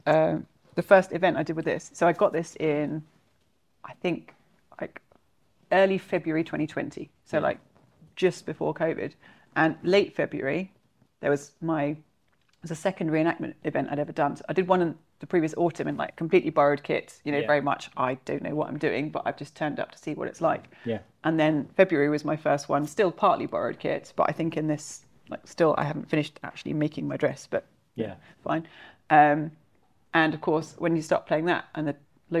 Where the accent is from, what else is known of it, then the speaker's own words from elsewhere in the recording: Suffolk, East of England, United Kingdom; I come from Suffolk, so Sutton Hoo in Suffolk